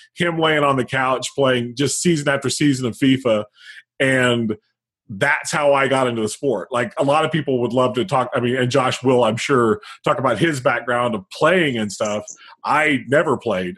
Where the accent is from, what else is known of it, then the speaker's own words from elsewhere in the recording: Midwest, United States; I grew up in the Midwest